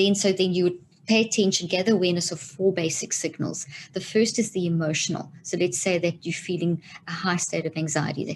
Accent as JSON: {"language": "English", "country": "South Africa", "tie": "born or raised there", "also_born_or_lived": "Zimbabwe", "moved": "as an adult", "lives_now": "United States", "said": "grew up in South Africa"}